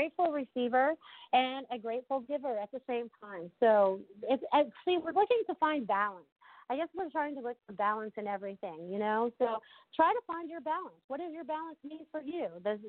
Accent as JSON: {"language": "English", "region": "Connecticut", "country": "United States", "tie": "born or raised there", "also_born_or_lived": "Maine", "accent": "Connecticut", "said": "when I was growing up in Connecticut and then I moved to Maine, I always had like the Connecticut accent"}